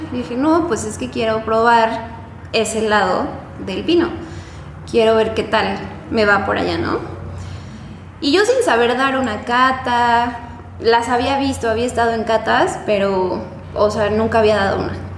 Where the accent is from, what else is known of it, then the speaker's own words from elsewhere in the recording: Puebla, Mexico; moved away as an adult; also born or lived in Guanajuato; now in Querétaro, Mexico; yo soy de Puebla, estudié la carrera en Puebla